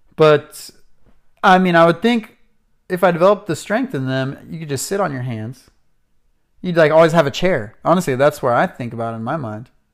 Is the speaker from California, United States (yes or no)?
yes; Atascadero, California, United States; my hometown of Atascadero, California